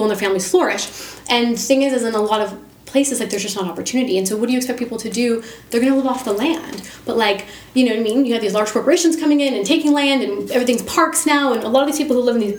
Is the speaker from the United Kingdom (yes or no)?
no; United States; I am from America.